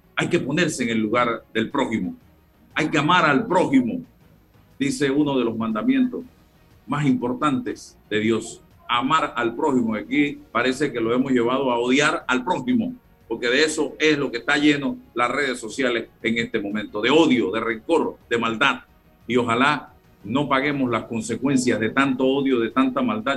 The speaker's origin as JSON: {"language": "Spanish", "country": "Panama"}